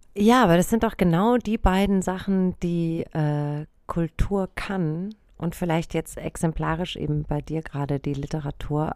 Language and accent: German; Germany; ich bin in so einem kleinen Dorf aufgewachsen im Spessart.